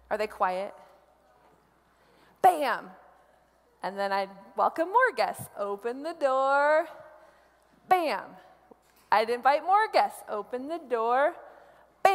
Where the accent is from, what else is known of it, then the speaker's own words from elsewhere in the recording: Columbus, Nebraska, United States; now in Denver, United States; I grew up in Columbus, Nebraska